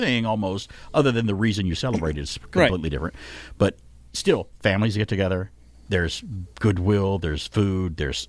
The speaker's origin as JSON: {"language": "English", "region": "Alabama", "country": "United States", "tie": "born or raised there", "said": "And it's my home state college group anyway."}